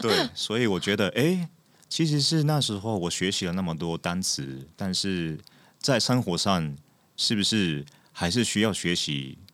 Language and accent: Chinese; Japan; Chinese is a second language; moved away as an adult; also born or lived in United States / London, United Kingdom; now in Taiwan; 我是从日本来的演员